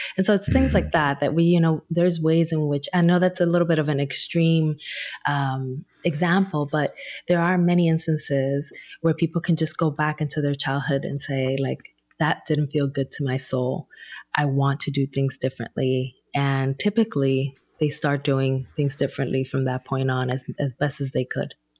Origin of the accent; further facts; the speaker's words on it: Newark, New Jersey, United States; back in my hometown of Newark, New Jersey